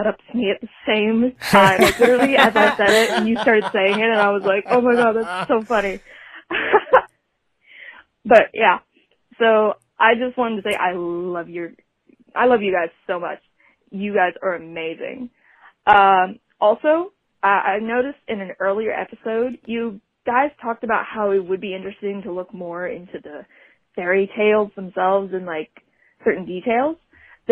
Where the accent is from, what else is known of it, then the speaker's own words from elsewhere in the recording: Ashland, Kentucky, United States; I'm from Ashland, Kentucky